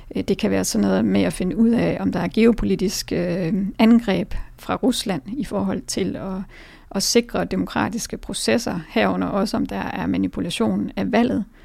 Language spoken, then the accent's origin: Danish; Denmark; som danskere